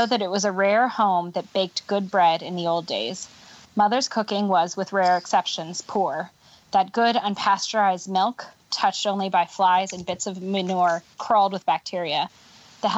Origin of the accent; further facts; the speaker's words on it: California, United States; I'm from California